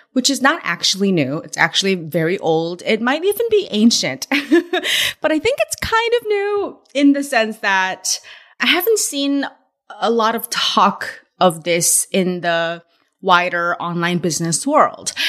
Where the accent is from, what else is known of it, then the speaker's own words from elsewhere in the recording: California, United States; moved away; I'm from California where In N Out was born and, but I've been away from California so long